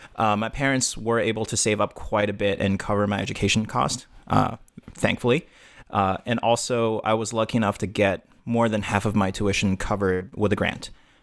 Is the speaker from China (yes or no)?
yes; China; moved away; at least growing up in China